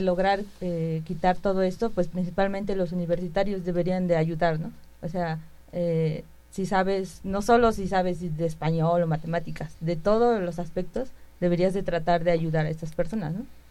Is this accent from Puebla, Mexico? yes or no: yes; Puebla, Mexico; yo vengo de la región de Puebla